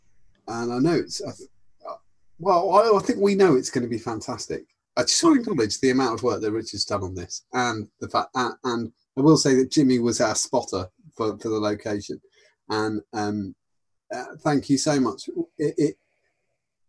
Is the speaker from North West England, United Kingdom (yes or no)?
no; Buckinghamshire, South East England, United Kingdom; I'm from Buckinghamshire.